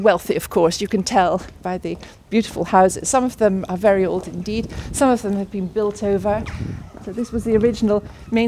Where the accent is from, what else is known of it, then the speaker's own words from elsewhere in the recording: Kirkcudbright, Scotland, United Kingdom; moved away as an adult; also born or lived in London / Hong Kong; We farm outside Cacoubri, near Dundrennan, where the lovely abbey is. And this is my hometown